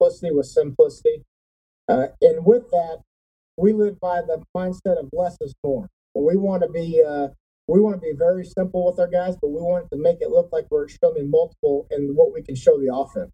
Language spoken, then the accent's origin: English; Keller, Texas, United States; moved away as an adult; also born or lived in Salina, Kansas; I grew up in Keller, Texas, and grew up there my whole life